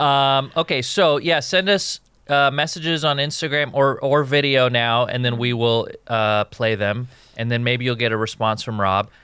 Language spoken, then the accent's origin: English; West Coast, United States; I grew up on the West Coast